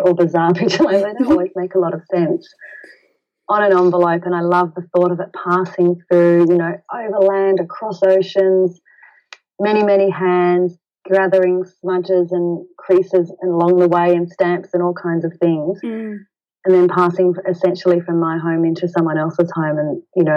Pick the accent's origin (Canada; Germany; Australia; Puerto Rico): Australia; We're Australian